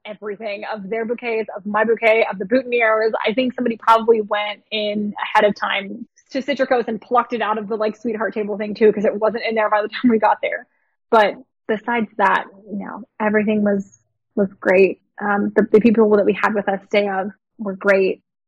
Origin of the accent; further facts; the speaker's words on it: Pittsburgh, Pennsylvania, United States; I'm from Pittsburgh. My family's lived in Pittsburgh for 20 years